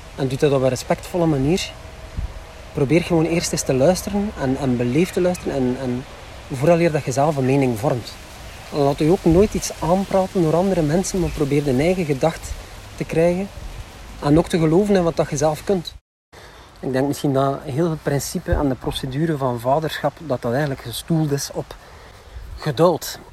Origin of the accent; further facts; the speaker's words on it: Flanders, Belgium; We zijn Vlamingen. Ja. Vlamingen zijn moeilijke babbelers